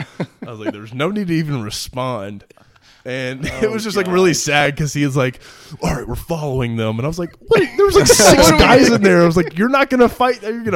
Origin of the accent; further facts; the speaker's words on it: Nashville, Tennessee, United States; everyone knew that I was from Nashville, but they didn't know that like I was a Titans fan of my entire life.